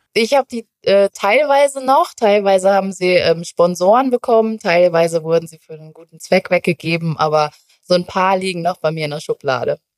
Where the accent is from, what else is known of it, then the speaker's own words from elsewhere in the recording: North Rhine-Westphalia, Germany; moved away as an adult; now in Munich, Germany; Tatsächlich komme ich ja eigentlich aus NRW